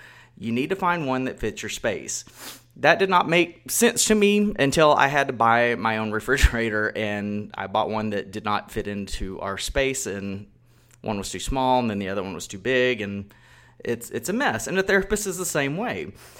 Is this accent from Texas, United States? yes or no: yes; Texas, United States; I grew up in Texas, I've lived here my whole life